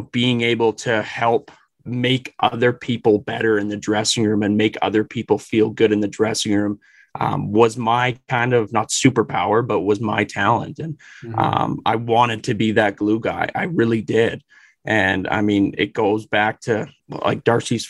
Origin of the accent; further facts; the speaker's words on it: Leduc, Alberta, Canada; also born or lived in Humboldt, Saskatchewan; now in Calgary, Canada; I grew up in Leduc, which I wouldn't say is a small town